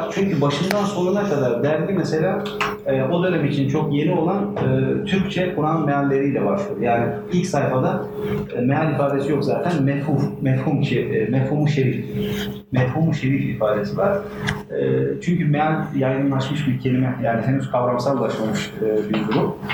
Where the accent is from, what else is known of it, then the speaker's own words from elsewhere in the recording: Turkey; E, biz Türk'üz, Müslümanız e, ve aynı zamanda modernleşmek istiyoruz.